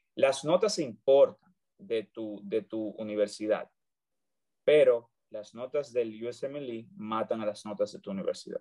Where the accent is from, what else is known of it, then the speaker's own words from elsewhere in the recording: Dominican Republic; moved away as an adult; also born or lived in Santiago, Dominican Republic; now in United States; yo soy dominicano, orgullosamente dominicano. Estudié en Santiago, República Dominicana